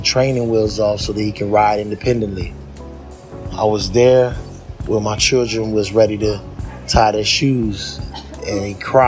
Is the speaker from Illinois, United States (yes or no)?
yes; Chicago, Illinois, United States; I'm a filmmaker from Chicago